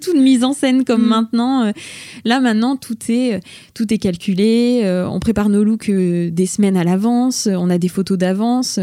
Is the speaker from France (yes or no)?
yes; Bourges, Centre-Val de Loire, France; moved away as an adult; also born or lived in Tours / Paris; Je suis originaire de Bourges